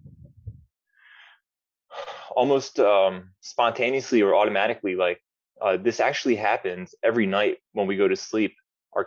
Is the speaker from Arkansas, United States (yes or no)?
no; Atlantic City, New Jersey, United States; moved away as an adult; now in Brazil; I'm from Atlantic City, New Jersey. I live in Brazil now. I've been living here for about 9 years.